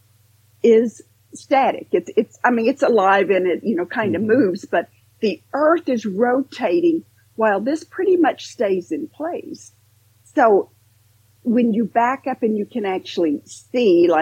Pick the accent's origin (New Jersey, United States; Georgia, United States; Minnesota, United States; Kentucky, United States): Kentucky, United States; Western; growing up in Western Kentucky